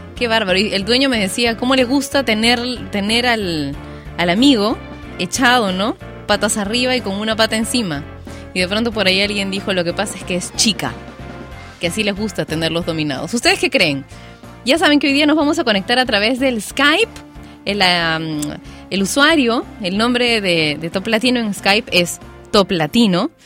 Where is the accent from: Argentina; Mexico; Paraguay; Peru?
Peru; mi país, Perú